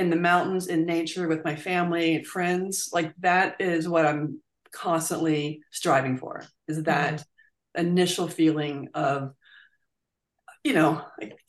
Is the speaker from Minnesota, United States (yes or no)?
no; Virginia, United States; I grew up in Virginia